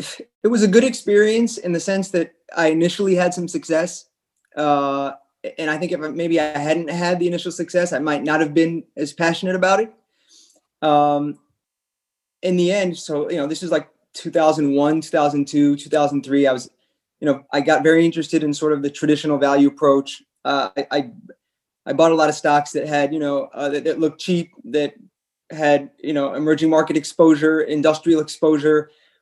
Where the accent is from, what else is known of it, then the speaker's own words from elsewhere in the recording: France; also born or lived in Chicago; So I guess my parents are both American. I was born in Chicago and we moved to France when I was six.